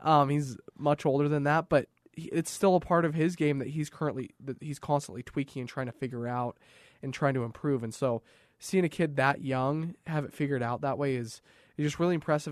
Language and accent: English; Raymond, Alberta, Canada; now in Utah, United States; I'm from Alberta, southern Alberta